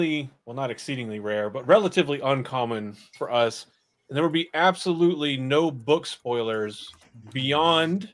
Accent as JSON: {"language": "English", "region": "the South", "country": "United States", "tie": "born or raised there", "said": "I grew up in the South"}